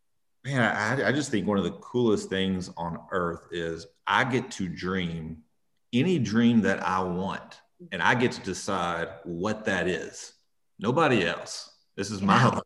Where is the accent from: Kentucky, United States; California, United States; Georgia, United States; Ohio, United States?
Kentucky, United States; Edmonton; growing up in Kentucky